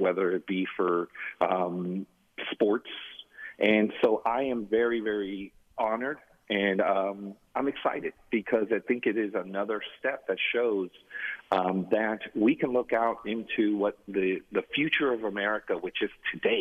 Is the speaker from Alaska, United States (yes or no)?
no; San Jose, California, United States; moved away as an adult; also born or lived in Mexico; now in Phoenix, United States; my hometown of San Jose, California